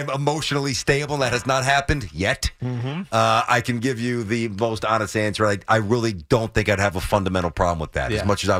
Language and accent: English; New York, United States; I'm from New York.